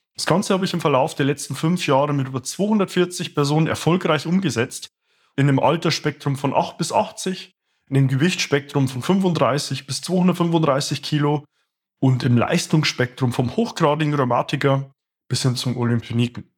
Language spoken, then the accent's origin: German; Bavaria, Germany; moved away as an adult; also born or lived in Stuttgart; meiner Heimat hier in Bayern